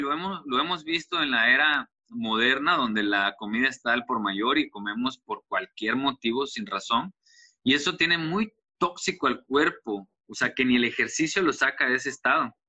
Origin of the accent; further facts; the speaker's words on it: Tuxtla Gutiérrez, Chiapas, Mexico; De acá de Tuxtla Gutiérrez, Chiapas